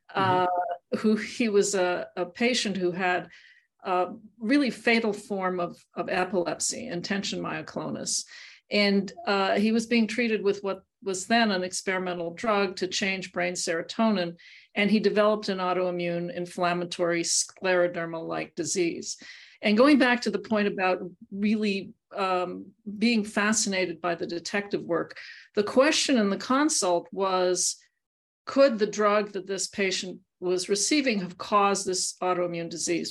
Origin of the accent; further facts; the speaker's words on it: Montreal, Quebec, Canada; I grew up in Montreal